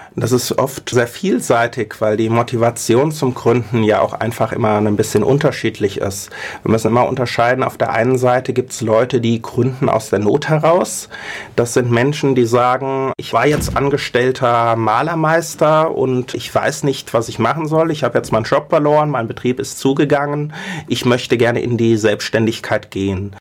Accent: Mainz, Rhineland-Palatinate, Germany; also born or lived in Berlin; eigentlich bin ich Mainzer

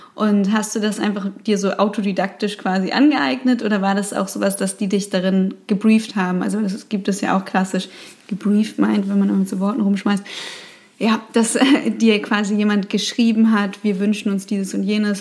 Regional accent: Hamburg, Germany; Ich bin ja hier in Hamburg geboren und aufgewachsen

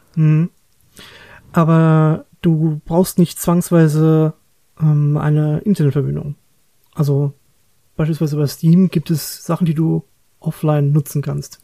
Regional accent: Germany; bei uns in Deutschland

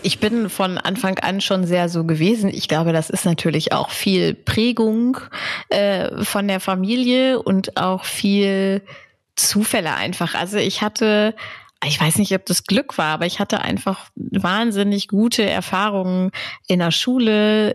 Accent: Braunschweig, Lower Saxony, Germany; moved away as an adult; also born or lived in Hannover; in Hannover geboren, in Braunschweig aufgewachsen.

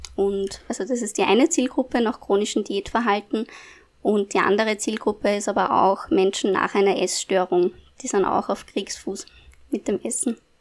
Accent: Upper Austria, Austria; moved away as an adult; now in Vienna, Austria; Und nach meiner Matura bin ich äh, nach Wien gezogen, also eigentlich komme ich aus Oberösterreich

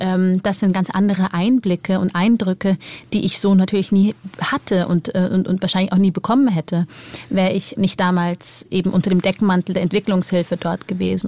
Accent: Germany; ich bin ja in Deutschland geboren und ich bin hier mein Leben lang aufgewachsen

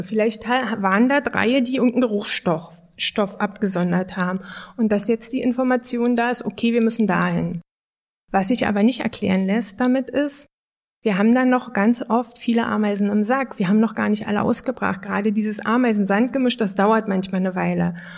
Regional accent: Germany; ich bin ja in der Lausitz geboren

